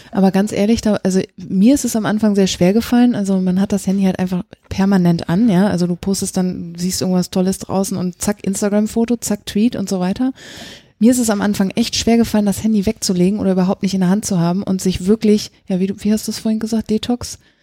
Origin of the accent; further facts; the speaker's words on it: East Germany, Germany; Ich komme aus dem Osten